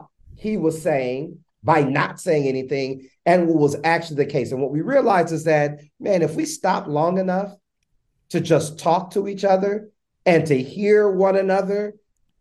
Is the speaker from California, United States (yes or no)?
yes; Los Angeles, California, United States; I'm from Los Angeles, California, man. South Central Los Angeles, born a mom who was phenomenal